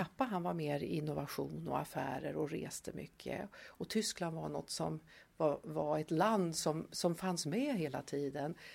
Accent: Tierp, Uppsala County, Sweden; moved away as an adult; now in Stockholm, Sweden; Jag är uppvuxen i Tierp

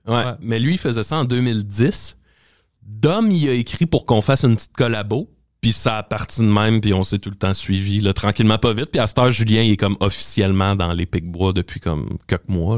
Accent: Salaberry-de-Valleyfield, Quebec, Canada; je viens de Valleyfield puis euh, secondaire 1 à 12 ans je suis dans un cours d'anglais

